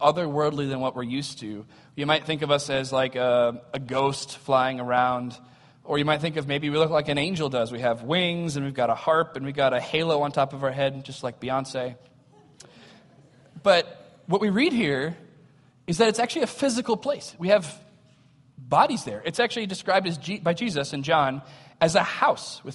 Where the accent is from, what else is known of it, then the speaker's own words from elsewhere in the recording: United States; we have as American Christians